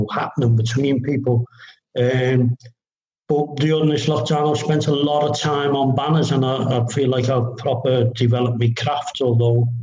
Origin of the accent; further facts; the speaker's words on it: Kirkby, North West England, United Kingdom; We grew up in Kirby, where the training headquarters has gone. And it's about 5 miles from the ground